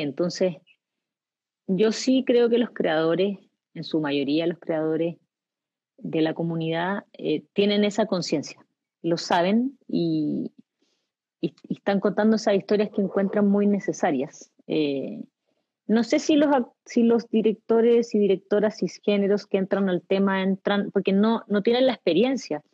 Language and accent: Spanish; Chile; los chilenos somos arribistas